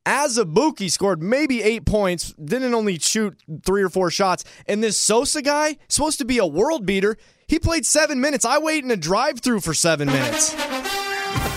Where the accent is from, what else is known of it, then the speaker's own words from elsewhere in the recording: the North, United States; I'm from the North